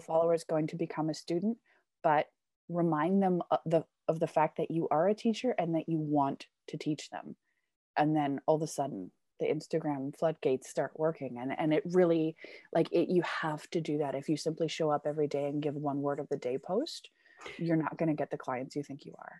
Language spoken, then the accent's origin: English; Canada; now in Germany; I come from Canada, but I've lived all over the world